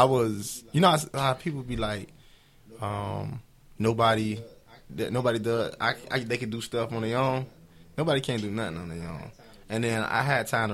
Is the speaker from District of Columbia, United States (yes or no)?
no; Miami, Florida, United States; I'm out of the inner cities of Miami. When I was young, I used to claim hood.